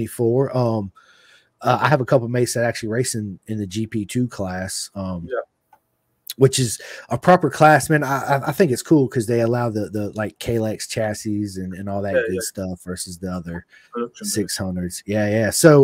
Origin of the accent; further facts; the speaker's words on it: Virginia, United States; I was like, I'm from Virginia, man. It's my first time here.